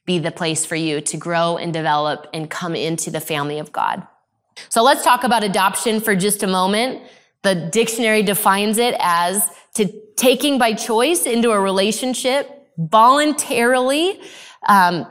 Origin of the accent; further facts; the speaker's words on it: Arizona, United States; I grew up in Arizona